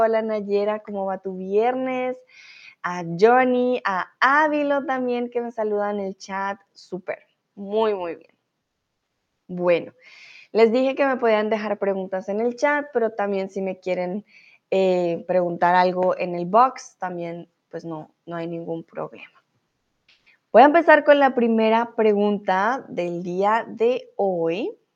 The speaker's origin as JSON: {"language": "Spanish", "country": "Colombia", "also_born_or_lived": "Mexico", "moved": "as an adult", "lives_now": "Germany", "said": "yo soy de Colombia"}